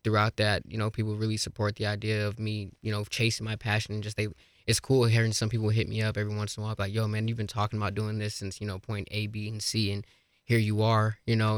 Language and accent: English; Colorado Springs, Colorado, United States; now in Fort Collins, United States; Springs is, is my hometown. I love the Springs to death.